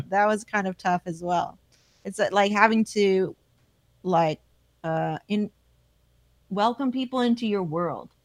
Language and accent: English; Palmdale, California, United States; I come from Palmdale